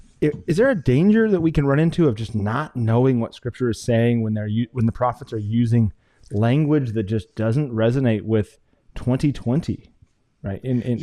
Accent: Wyoming, United States; I'm from Wyoming, and I know about sheep herders because in our area of Wyoming, we have shepherds and we have sheep.

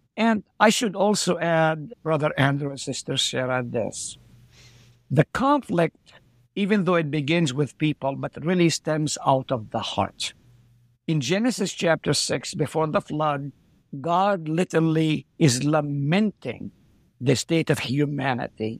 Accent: Haifa, Haifa District, Israel; first language Arabic; English is a second language; moved away as an adult; also born or lived in Nazareth, Israel / South Dakota, United States; now in Hartford, South Dakota, United States; I was born in Nazareth, lived there for three years, then we moved to Haifa

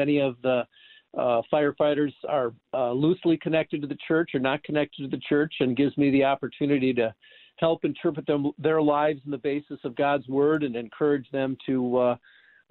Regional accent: Watertown, Wisconsin, United States; moved away as an adult; also born or lived in Gilberts, Illinois / Belvidere, Illinois / Fort Wayne, Indiana; I grew up in Watertown, Wisconsin.

